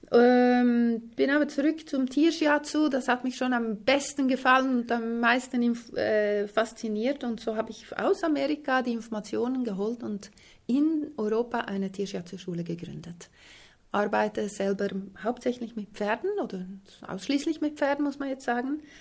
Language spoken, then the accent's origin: German; Switzerland; also born or lived in Sweden; Ich bin in der Schweiz aufgewachsen, in Schweden geboren